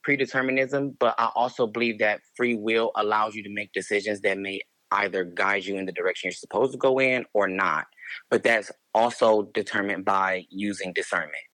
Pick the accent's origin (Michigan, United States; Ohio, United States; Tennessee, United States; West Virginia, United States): Ohio, United States; Cleveland; also born or lived in Los Angeles, California; now in Phoenix, United States; I grew up in Cleveland, Ohio